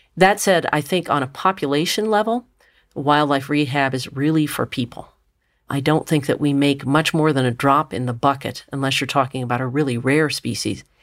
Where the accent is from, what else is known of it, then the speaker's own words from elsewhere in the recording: Richmond, Virginia, United States; now in Ohio, United States; I grew up in Richmond, Virginia